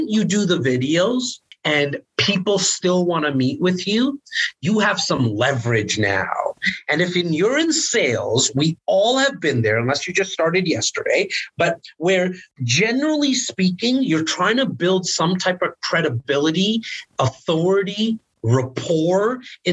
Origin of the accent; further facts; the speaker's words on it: Toronto, Ontario, Canada; I'm born in the most northern part of Toronto in an area called Rexdale